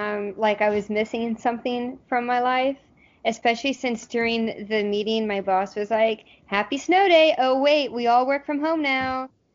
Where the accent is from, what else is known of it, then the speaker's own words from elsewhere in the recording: the South, United States; moved away; we're both from the South